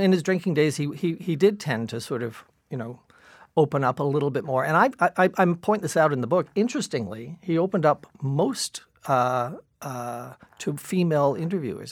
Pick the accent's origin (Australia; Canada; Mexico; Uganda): Canada; Toronto, Ontario; growing up in Dawn Mills